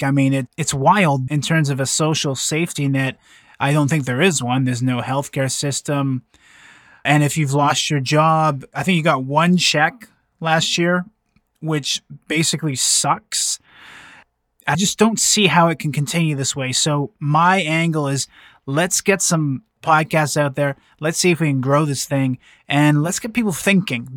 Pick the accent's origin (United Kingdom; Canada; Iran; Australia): Canada; I'm from Canada.